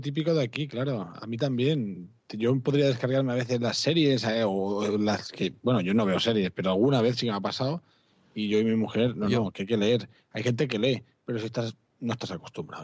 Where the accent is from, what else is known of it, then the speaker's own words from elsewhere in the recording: Vallès Occidental, Catalonia, Spain; los que somos de zona de Vallés Occidental